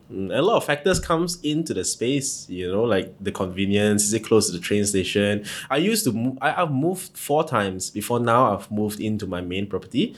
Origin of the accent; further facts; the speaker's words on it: Ipoh, Perak, Malaysia; moved away as an adult; now in Kuala Lumpur, Malaysia; I'm not from here. I'm from Ipoh